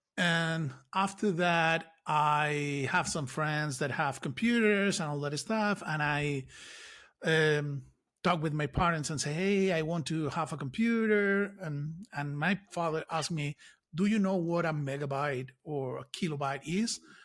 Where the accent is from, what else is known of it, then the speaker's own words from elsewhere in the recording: Lanzarote, Canary Islands, Spain; I grew up in Canary Islands